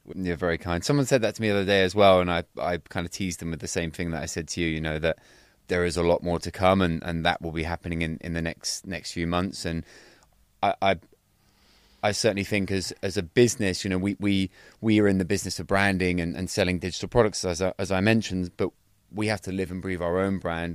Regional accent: Cornwall, South West England, United Kingdom; I'm originally from Cornwall, so down in, in, in Cornwall.

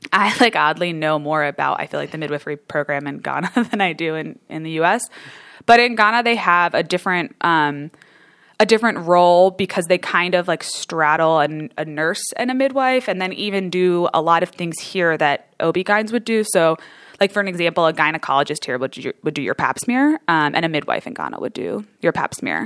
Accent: New Jersey, United States; moved away as an adult; also born or lived in Michigan; I'm from New Jersey originally, so East Coast girl

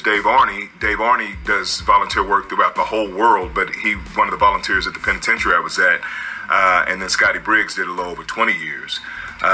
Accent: Tulsa, Oklahoma, United States; now in Oklahoma City, United States; I'm from Tulsa, Oklahoma. Been in Oklahoma City so long, they say I'm not from Tulsa anymore, but I am

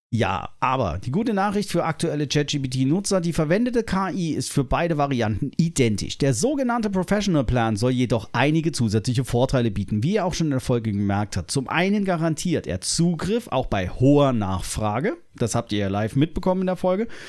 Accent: Germany; wir uns als äh, Deutsche

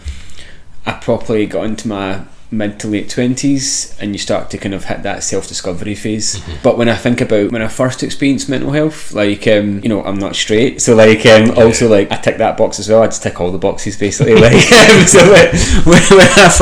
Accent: Glasgow, Scotland, United Kingdom; moved away as an adult; also born or lived in London; So I grew up in the east end of Glasgow in an area called Mount Vernon

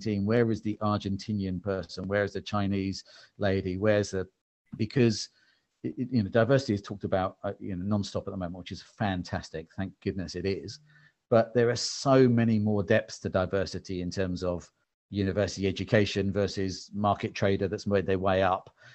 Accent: England, United Kingdom; I'm English-British

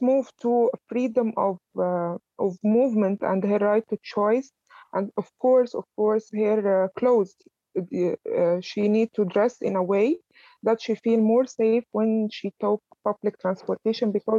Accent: Alexandria, Alexandria Governorate, Egypt; moved away as an adult; also born or lived in Cairo; I was basically from Alexandria, which is the second city in Egypt, and my study and my first years of career was in Cairo

